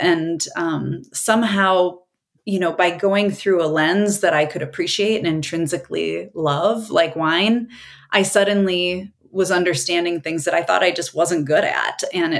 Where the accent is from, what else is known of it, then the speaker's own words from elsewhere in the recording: Wisconsin, United States; moved away; I came from Wisconsin. And so that was beer country there.